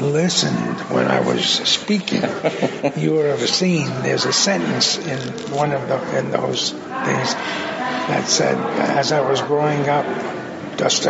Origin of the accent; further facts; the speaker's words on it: New York City, New York, United States; growing up in the Bronx